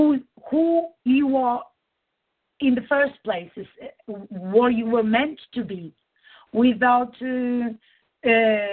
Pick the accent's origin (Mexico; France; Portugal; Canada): Portugal; I'm Portuguese